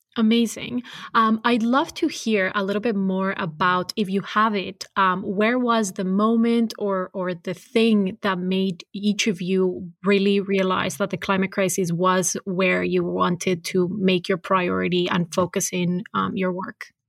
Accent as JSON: {"language": "English", "town": "Cali", "region": "Valle del Cauca", "country": "Colombia", "tie": "born or raised there", "said": "I was born and raised in Cali"}